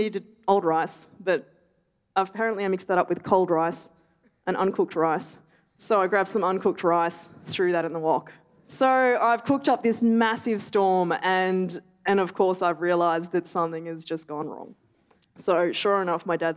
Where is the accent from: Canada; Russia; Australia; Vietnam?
Australia; Melbourne, Victoria; I grew up in Melbourne